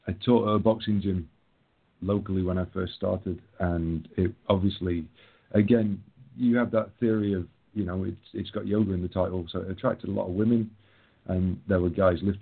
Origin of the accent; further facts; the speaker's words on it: England, United Kingdom; I'm English